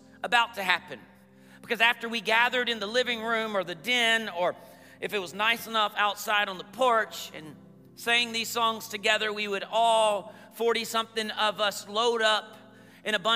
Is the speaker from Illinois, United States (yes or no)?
no; Columbus, Georgia, United States; also born or lived in Phenix City, Alabama; I grew up in Columbus, Georgia, Phoenix City, Alabama area